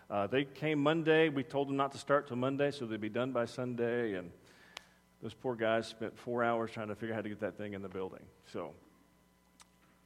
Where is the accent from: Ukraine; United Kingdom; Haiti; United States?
United States; Texas; I'm from Texas